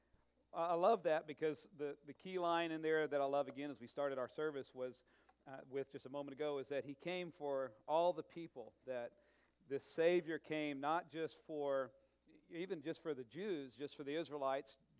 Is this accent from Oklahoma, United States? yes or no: yes; Oklahoma, United States; I'm from Oklahoma, just common, everyday, no money in the family, really.